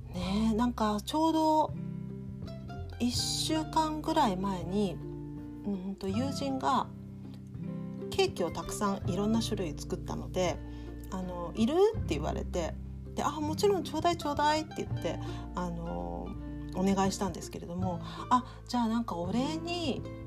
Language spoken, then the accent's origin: Japanese; Japan; now in Germany; 当然日本人